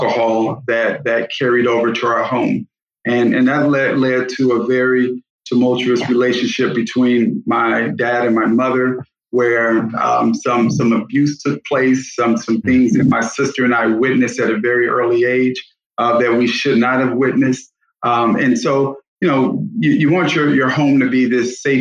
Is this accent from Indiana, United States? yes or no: yes; Gary, Indiana, United States; I grew up in Gary, Indiana